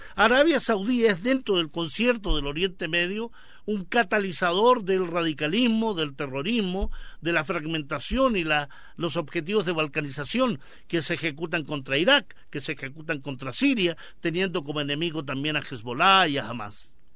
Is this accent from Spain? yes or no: no; Chile; como chilenos